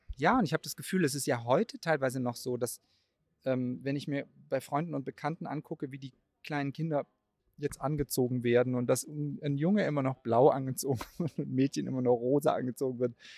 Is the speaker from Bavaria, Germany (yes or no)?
no; Baden-Württemberg, Germany; moved away as an adult; also born or lived in Cologne / Mainz; aus meiner Heimatstadt in Baden-Württemberg nach Köln gezogen